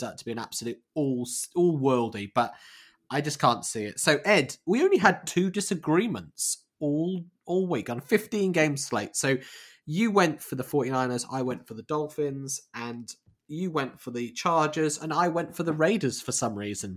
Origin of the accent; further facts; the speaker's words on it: England, United Kingdom; as two English guys